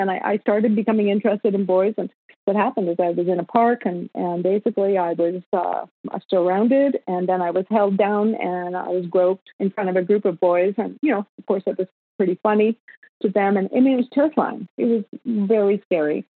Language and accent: English; Winnipeg, Manitoba, Canada; moved away as an adult; also born or lived in Los Angeles, United States; now in Kelowna, Canada; I was born and raised in Winnipeg, Manitoba, which is um, the gateway to the West.